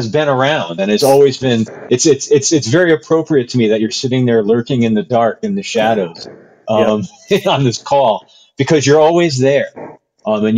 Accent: Hamden, Connecticut, United States; I grew up in Hamden, Connecticut

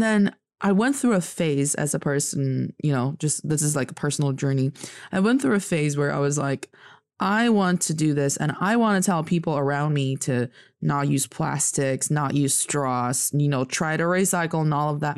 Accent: Northeast China, China; also born or lived in United States; now in Beijing, China; I am from the northeast part of China, proudly repping Dongbae

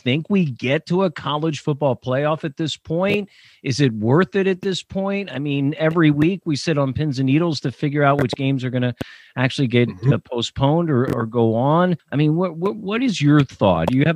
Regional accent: Lancaster, Pennsylvania, United States; I grew up in Lancaster near Philly.

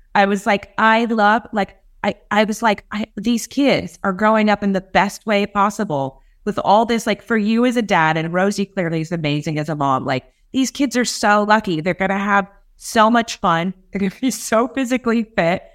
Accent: Los Angeles, California, United States; also born or lived in England; I'm obviously from L A. I'm from California

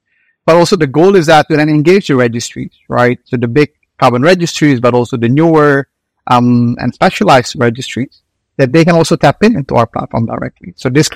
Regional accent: Indonesia; moved away; I'm originally from Indonesia

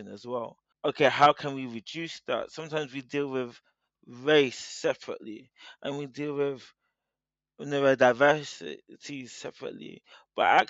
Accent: United Kingdom; I'm a British-born Nigerian.

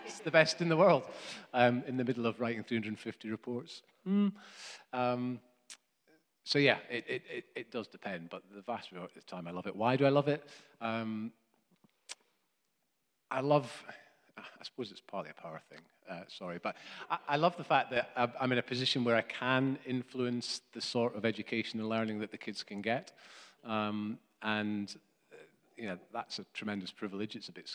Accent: Scotland, United Kingdom; I was brought up in Scotland.

